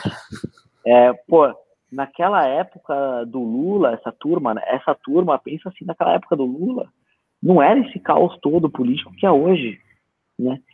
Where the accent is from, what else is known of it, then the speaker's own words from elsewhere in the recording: Bragança Paulista, São Paulo, Brazil; caravana de Bragança lá da minha cidade